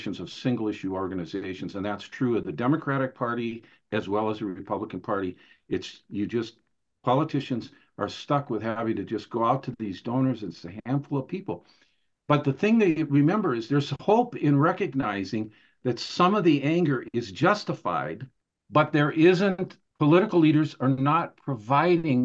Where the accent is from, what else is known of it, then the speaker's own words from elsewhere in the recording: Minnesota, United States; moved away; I grew up in Minnesota